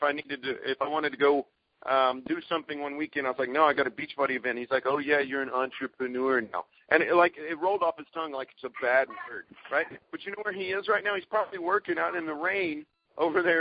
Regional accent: Texas, United States; I'm from Texas

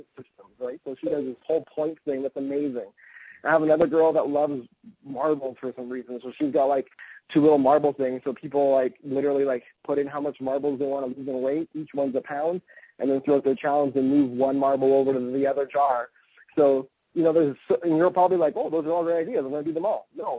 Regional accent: Canada; being Canadian myself

